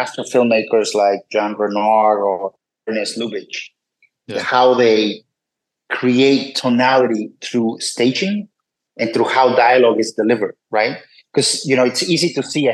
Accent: Puebla, Mexico; moved away as an adult; also born or lived in New York, United States; I grew up in Puebla, Mexico

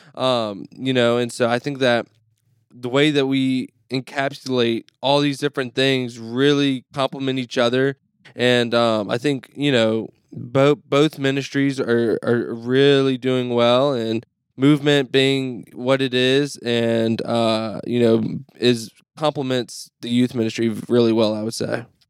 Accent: Mississippi, United States; moved away as an adult; now in Neenah, United States; I'm from Mississippi

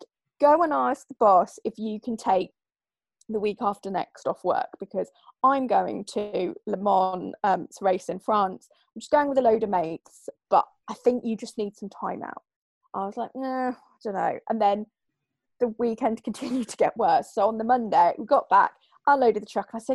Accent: Oxfordshire, South East England, United Kingdom; moved away as an adult; also born or lived in Suffolk / Leeds; actually I was born in Suffolk, but I grew up in Oxfordshire, so I don't really know where home is.

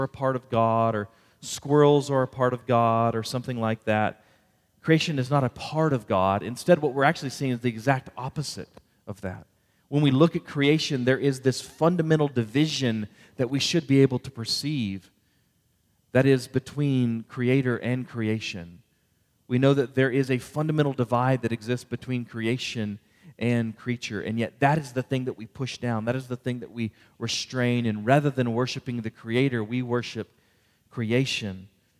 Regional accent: Houston, Texas, United States; because I grew up in the Houston area.

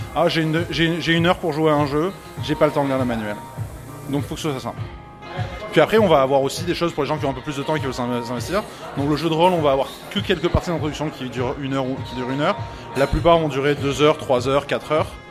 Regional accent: France; moved away as an adult; now in Montreal, Canada; moi je suis français de France

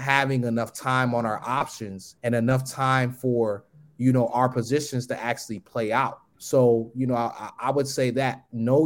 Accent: Long Island, New York, United States; also born or lived in Buffalo, New York; now in Atlanta, United States; I'm originally from New York, Long Island. I lived in Buffalo as well, too. But I live here in Atlanta.

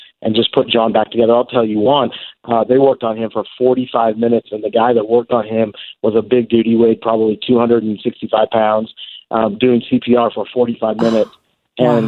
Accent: Lewiston, Idaho, United States; moved away as an adult; also born or lived in Kirkland, Washington / Missouri; now in Oregon, United States; I grew up in the Northwest, in Lewiston, Idaho, from my junior high and high school years

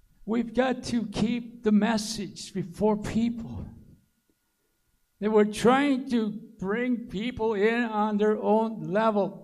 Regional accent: Aiken, South Carolina, United States; moved away; our church, my hometown Aiken.

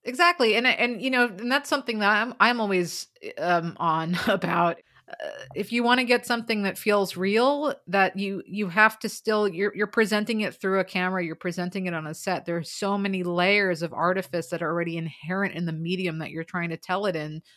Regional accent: United States; I'm American

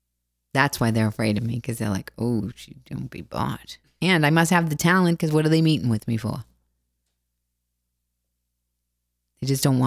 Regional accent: Boston, Massachusetts, United States; I come from Boston and I don't know anything and I'm broken.

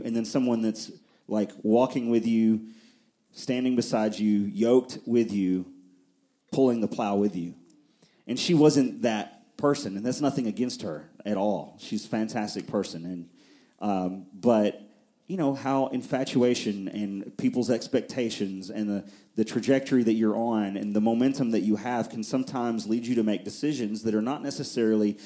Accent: near Nashville, Middle Tennessee, United States; also born or lived in Fort Worth, Texas; I grew up here in Middle Tennessee, and not in Murfreesboro, but on the other side of Nashville

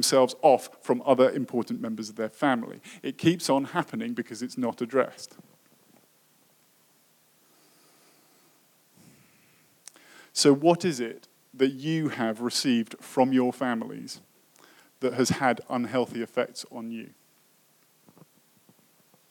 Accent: United Kingdom; moved away; I come from Britain

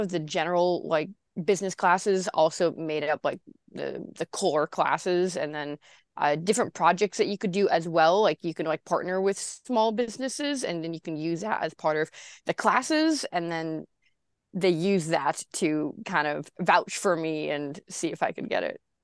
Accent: Santa Cruz, California, United States; born or raised there

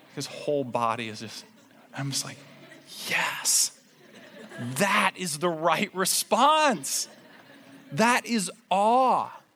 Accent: Indiana, United States; I grew up in Indiana

